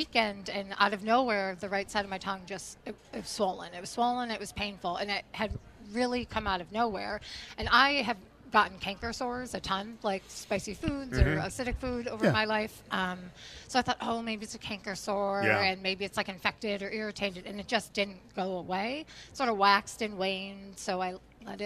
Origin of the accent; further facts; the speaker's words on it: Connecticut, United States; now in Providence, United States; Growing up in Connecticut